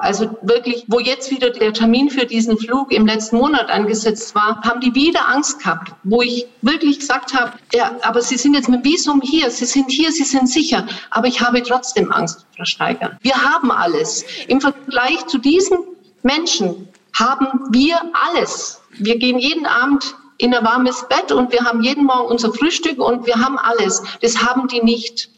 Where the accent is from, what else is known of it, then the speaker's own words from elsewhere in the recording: Swabia, Germany; hier bei uns in Schwaben